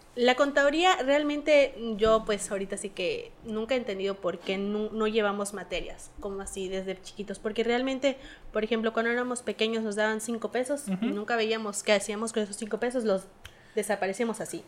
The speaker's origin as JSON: {"language": "Spanish", "country": "Mexico", "said": "nos falta a nosotros como mexicanos"}